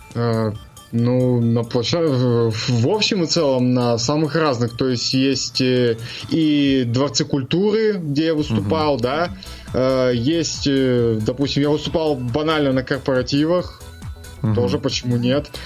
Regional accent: Chelyabinsk, Chelyabinsk Oblast, Russia; я из Челябинска

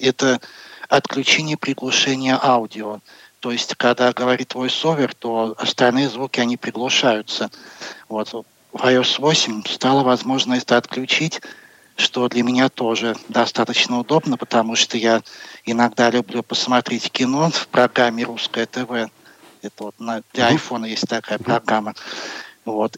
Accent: Moscow, Russia; Я из Москвы

